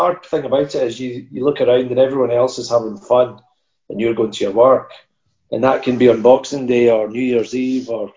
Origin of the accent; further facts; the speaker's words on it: Perth, Scotland, United Kingdom; I grew up in Perth, and my dad, who he was originally from Rosyth, so he had no connection to Perth